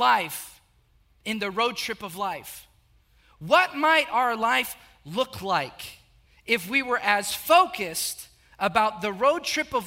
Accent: South Texas, United States; I grew up in a very small town, about 8,000, 9,000 people

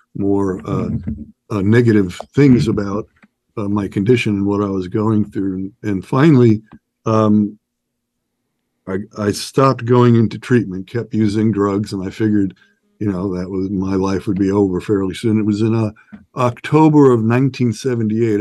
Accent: New York, United States; born and raised in New York.

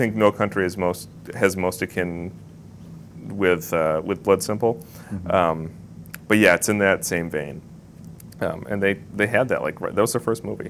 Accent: Midwest, United States; moved away; because I'm from the Midwest, and, like, when I go back home now, I hear that accent much more clearly than I did as a child growing up there

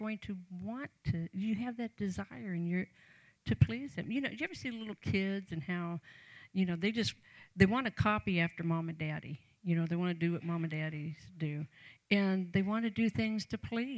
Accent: Canton, Ohio, United States; I grew up in Canton, Ohio, home of the Pro Football Hall of Fame

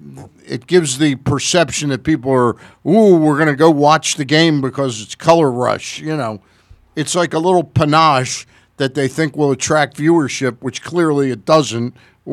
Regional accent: Washington, District of Columbia, United States; I was born in 52 in Washington, D.C.

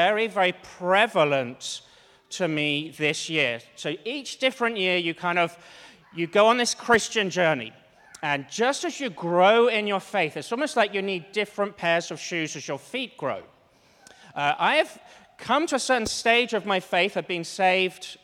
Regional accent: Cambridge, East of England, United Kingdom; moved away; I'm from Cambridge, which is the east of England

